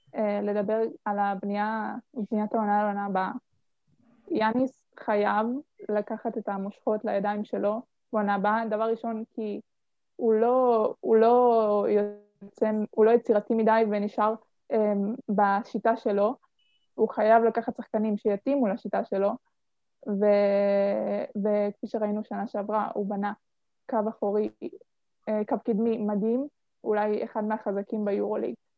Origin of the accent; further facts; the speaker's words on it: Petahia, Central District, Israel; אני בת 18, ממושב פתחיה, מהמרכז